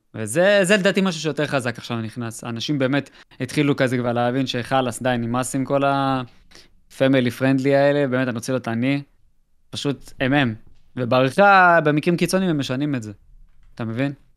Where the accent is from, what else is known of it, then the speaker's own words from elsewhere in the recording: Israel; אנחנו ישראלים